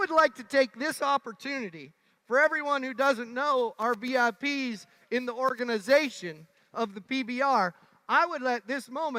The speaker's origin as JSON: {"language": "English", "region": "Montana", "country": "United States", "said": "I'm from Montana. The water doesn't thaw much."}